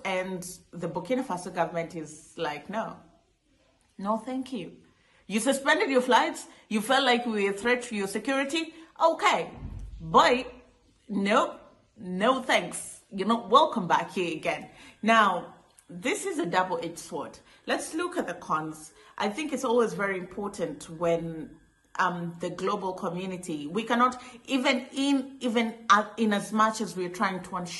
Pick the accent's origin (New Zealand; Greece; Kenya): Kenya; I'll give you a practical example. I come from Kenya.